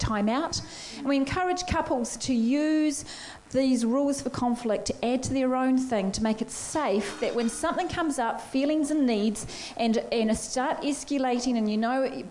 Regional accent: Blenheim, Marlborough, New Zealand; moved away; when I go home to my hometown is in Blenheim, and when we go home there to visit my family

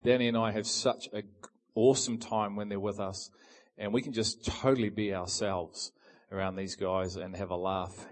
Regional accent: Hunterville, Manawatū-Whanganui, New Zealand; now in Auckland, New Zealand; I'm actually from Hunterville which is where I was born

